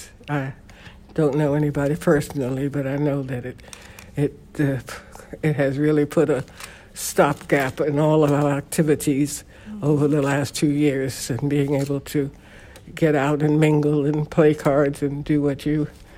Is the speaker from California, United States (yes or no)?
no; New York City, New York, United States; also born or lived in Queens, New York; I was born and raised in the Bronx, New York.